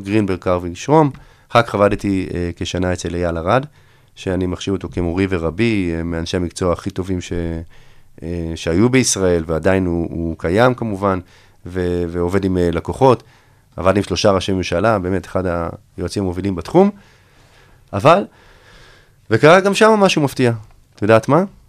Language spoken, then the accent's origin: Hebrew; Herzliya, Tel Aviv District, Israel; אני בעצם הייתי מעורב בקמפיינים פוליטיים ממש מחטיבת הביניים, כבר הייתי מעורב פה בהרצליה